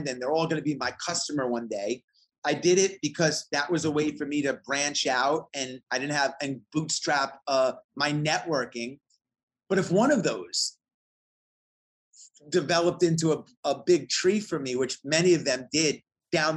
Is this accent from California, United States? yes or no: no; New York and Long Island, United States; moved away as an adult; now in Atlanta, United States; I grew up in New York and Long Island in the 80s